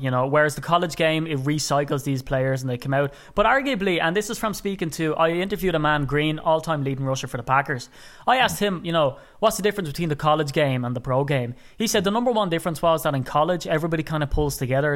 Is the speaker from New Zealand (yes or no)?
no; Ireland; being an Irishman